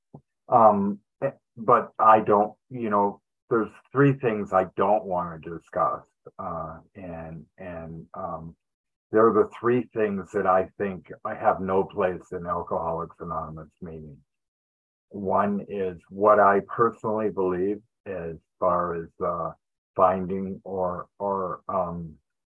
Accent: Detroit, Michigan, United States; also born or lived in Los Angeles, California; now in Yuba City, United States; I grew up in Detroit, Michigan

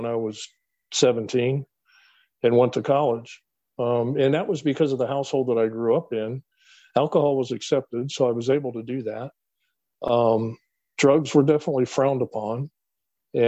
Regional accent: Falls Church, Virginia, United States; The development that I grew up in Falls Church was a very transient development. It's right outside of Washington, D.C.

